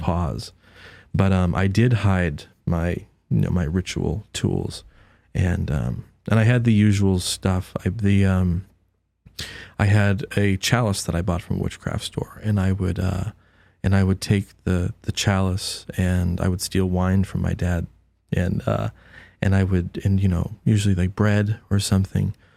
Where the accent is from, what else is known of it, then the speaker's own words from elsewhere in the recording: Haverhill, Massachusetts, United States; born in Massachusetts, um, raised, uh, you know, a Presbyterian